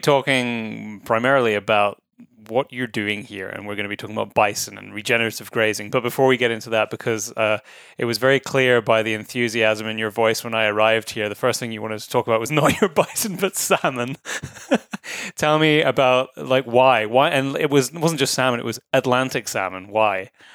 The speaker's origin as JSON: {"language": "English", "region": "Scotland", "country": "United Kingdom", "also_born_or_lived": "Nairn", "moved": "yes", "said": "you've been to my home country"}